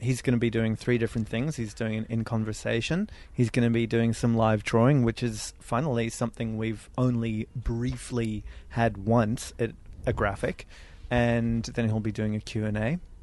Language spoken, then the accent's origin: English; California, United States; now in Australia; I used to live in California